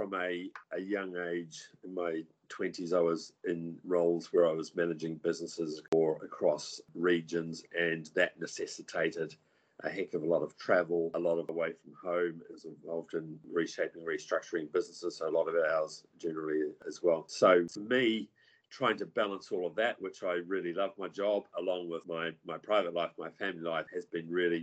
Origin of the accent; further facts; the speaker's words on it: New Zealand; moved away; I come from New Zealand, and New Zealand's quite progressive